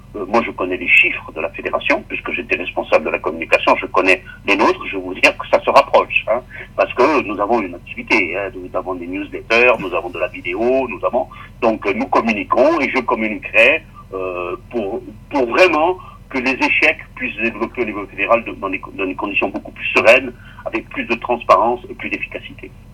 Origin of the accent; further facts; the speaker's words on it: Corsica, France; je suis corse